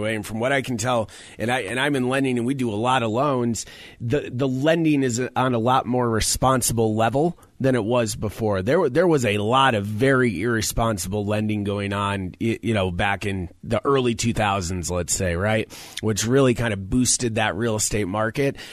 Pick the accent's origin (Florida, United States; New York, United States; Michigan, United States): New York, United States; Syracuse; now in Colorado, United States; I am from Syracuse, New York